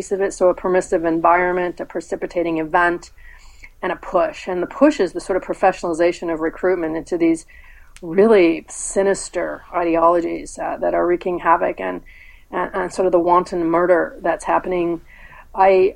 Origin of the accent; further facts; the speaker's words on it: San Jose, California, United States; I was born in San Jose, I grew up in Northern California.